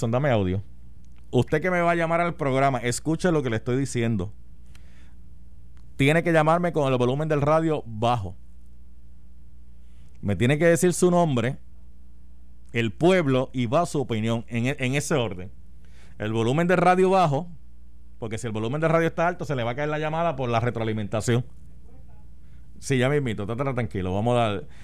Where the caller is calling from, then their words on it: Bayamón, Puerto Rico; de Bayamón.